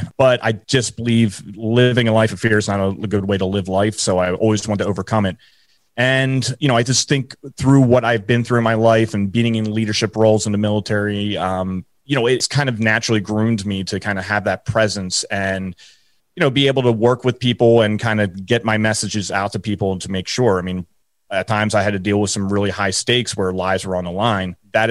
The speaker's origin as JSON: {"language": "English", "country": "Ireland", "said": "You know, for me, I always joke around, I'm Irish."}